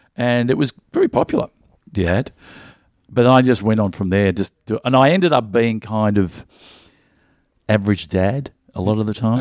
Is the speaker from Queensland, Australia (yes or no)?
no; Melbourne, Victoria, Australia; I, I grew up in the northern suburbs in Strathmore